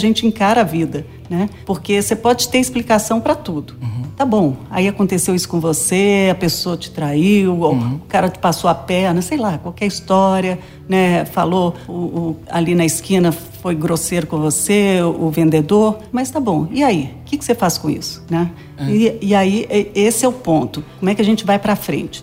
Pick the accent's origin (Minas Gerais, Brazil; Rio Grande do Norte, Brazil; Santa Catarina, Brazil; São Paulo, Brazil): Minas Gerais, Brazil; moved away; also born or lived in Salvador, Bahia; eu sou mineira